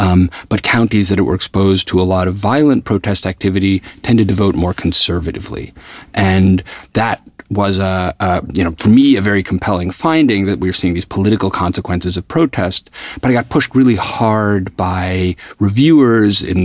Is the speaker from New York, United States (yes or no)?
yes; New York, United States; I grew up in New York at a time where I was like a child of the civil rights movement